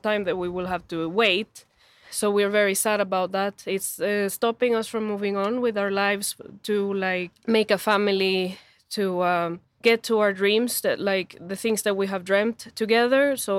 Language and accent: English; El Salvador; English is a second language; moved away as an adult; now in Sweden; I am from El Salvador. I've been in Sweden for around 7 years, and I've been on the work permit for almost 4 years.